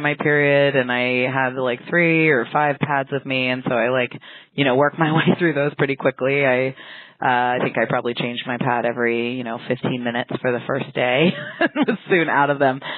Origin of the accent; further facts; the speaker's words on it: San Francisco, California, United States; I grew up in San Francisco